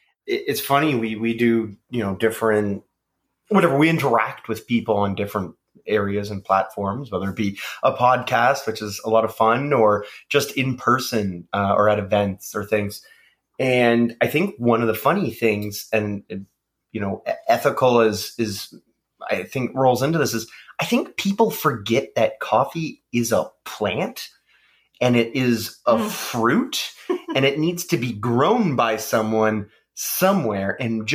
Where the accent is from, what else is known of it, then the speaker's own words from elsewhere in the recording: Canada; And I think, again, we are Canadian and we are, as much as we want people to support us as a small local company